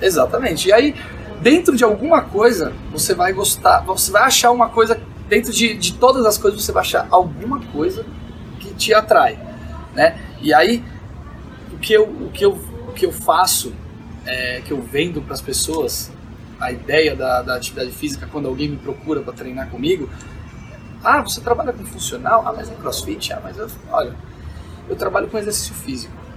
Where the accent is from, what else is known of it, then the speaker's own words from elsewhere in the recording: Brazil; moved away as an adult; also born or lived in Las Vegas; Fui embora do Brasil, fiquei por volta, de um total de oito anos entre idas e vindas